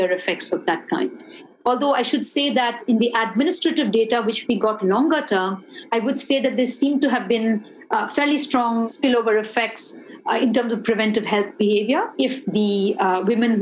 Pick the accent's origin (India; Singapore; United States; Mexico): India; it kind of made me feel proud as an Indian